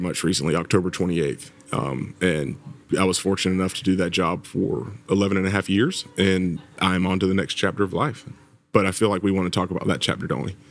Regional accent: Georgia, United States; accent: Southern; moved away as an adult; now in Virginia Beach, United States; I'm from Georgia. You might still hear a little bit of Southern accent in there somewhere

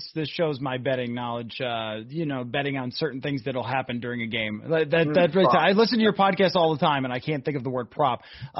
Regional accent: Buffalo, New York, United States; now in Minnesota, United States; I come from Buffalo.

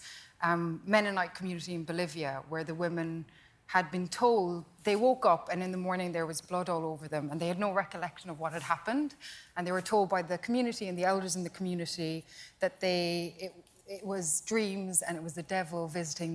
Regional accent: Kerry, Munster, Ireland; moved away; Kerry, Southern Ireland

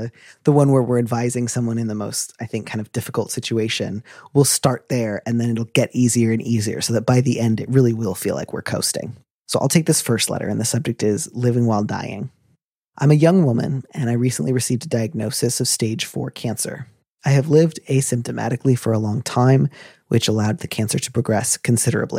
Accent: United States; I'm an American

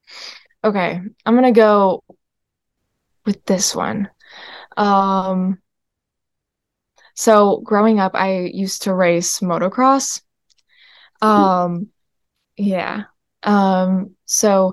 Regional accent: upstate New York, United States; I grew up in upstate New York

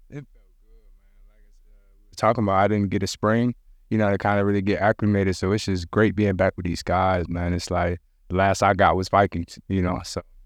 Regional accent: Jamaica; I'm Jamaican

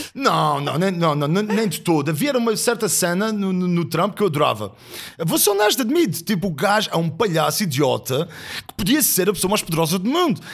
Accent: Azores, Portugal; eu venho dos Açores, vejo que sou rural.

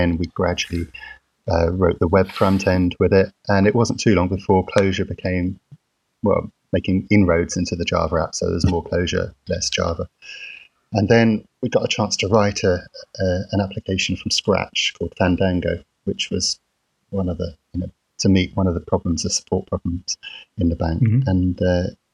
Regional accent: London, United Kingdom; I'm from London, and I'm currently in Milton Keynes, in the office

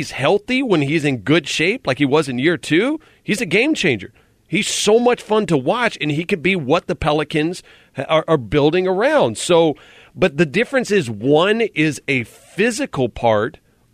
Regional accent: Baton Rouge, Louisiana, United States; also born or lived in Port Allen, Louisiana; I'm born and raised in Baton Rouge, Louisiana, and Port Allen

